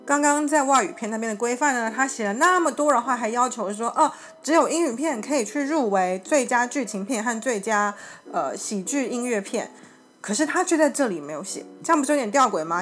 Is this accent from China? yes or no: no; Taiwan; 我们有说台湾是有法律规定我们的国语是什么的哦